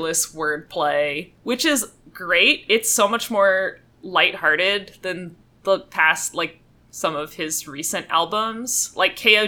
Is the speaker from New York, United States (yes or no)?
no; Fayetteville, North Carolina, United States; it's a pretty small town in North Carolina, Fayetteville, North Carolina